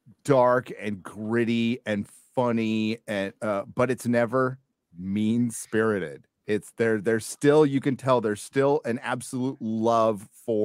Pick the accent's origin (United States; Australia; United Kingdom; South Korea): United States; For one, she's Canadian and currently lives in Mexico, and I'm American.